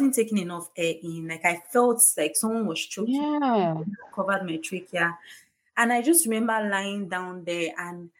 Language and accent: English; Warri, Delta, Nigeria; moved away; also born or lived in Lagos; I did my house job in Lagos, I grew up in Warri. My mom was in Delta State